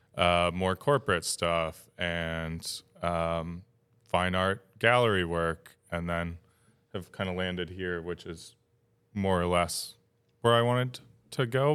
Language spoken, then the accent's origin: English; Upstate New York, United States; moved away as an adult; now in Maine, United States; Upstate New York